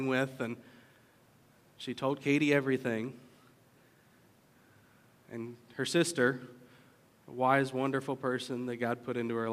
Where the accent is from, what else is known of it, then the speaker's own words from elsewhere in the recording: Virginia, United States; moved away as an adult; now in Orange County, California, United States; a guy like me from Virginia. My silly accent that you guys all hear, even though I don't hear it.